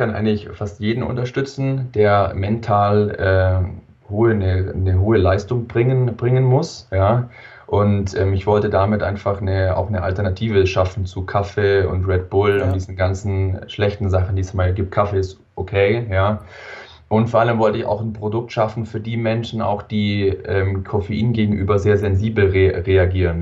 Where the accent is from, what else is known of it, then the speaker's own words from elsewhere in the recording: Wangen im Allgäu, Baden-Württemberg, Germany; komme aus dem wunderschönen Wangen im Allgäu, ganz unten in, im Süden von Deutschland